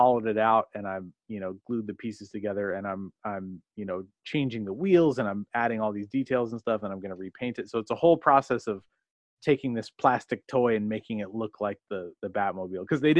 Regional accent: Beaverton, Oregon, United States; also born or lived in Seattle, Washington / Washington; I grew up primarily in Beaverton, Oregon

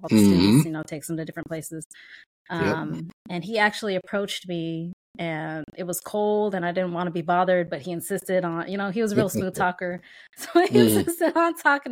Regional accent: Denver, Colorado, United States; moved away as an adult; now in Houston, United States; I live in Houston, Texas right now, but I was born and raised in Denver, Colorado. I didn't leave Colorado till I was about 30 years old

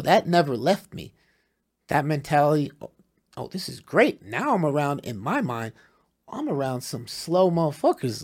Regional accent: New Jersey, United States; from New Jersey

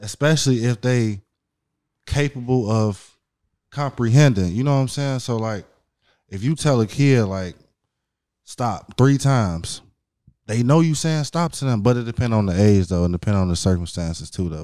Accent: Hammond, Indiana, United States; also born or lived in Chicago, Illinois; mainly raised in Indiana

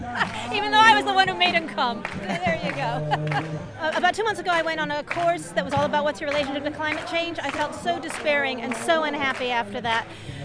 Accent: Bristol, South West England, United Kingdom; and also because we're from Bristol, and it's a Bristol-based movement here

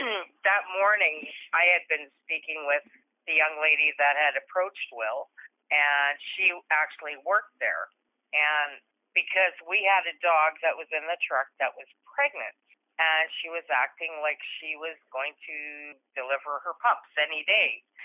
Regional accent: Canada; also born or lived in Calgary; we're from Canada.

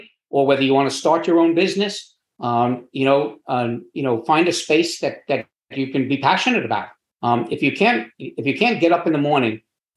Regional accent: New York, United States; also born or lived in Florida; now in Wilmington, United States; I'm from New York, which is not a warm weather climate. But I moved very early on to Florida

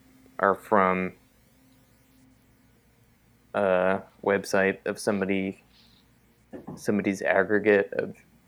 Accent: Auburn, California, United States; the town where I grew up here in California. He's from this small town called Auburn that was much, much smaller when he lived there. Like, literally, like, a leftover gold mining town.

